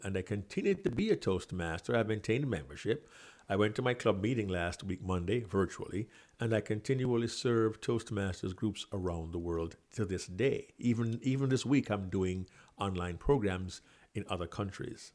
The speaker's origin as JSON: {"language": "English", "town": "Kingston", "country": "Jamaica", "tie": "born or raised there", "also_born_or_lived": "New York City", "moved": "as an adult", "said": "I was born and raised in Kingston, Jamaica"}